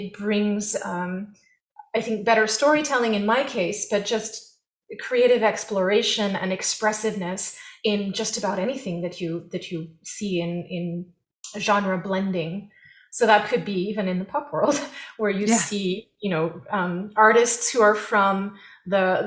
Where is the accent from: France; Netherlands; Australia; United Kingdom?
France; now in United States; I was born in France